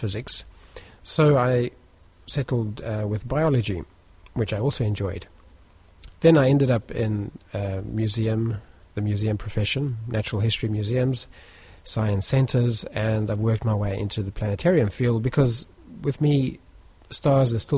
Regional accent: South Africa; moved away as an adult; now in United Kingdom; I grew up in South Africa

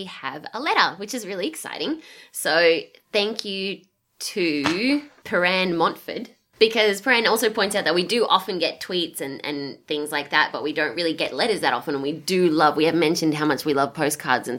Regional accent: Australia; moved away; As an Australian in the Northern Hemisphere

